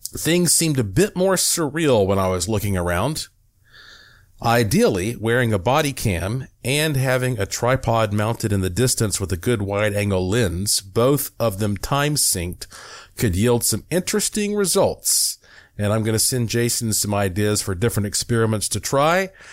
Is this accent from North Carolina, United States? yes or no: yes; Buncombe County, Western North Carolina, United States; I'm from Western North Carolina